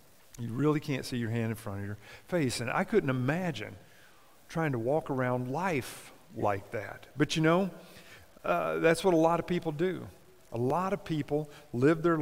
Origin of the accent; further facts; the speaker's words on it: Kentucky, United States; my home state of Kentucky